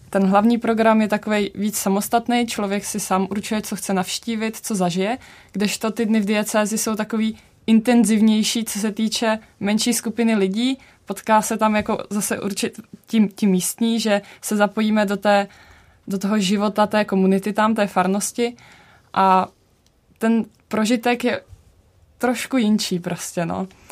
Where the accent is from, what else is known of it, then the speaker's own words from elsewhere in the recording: Czechia; my jsme vlastně jako Češi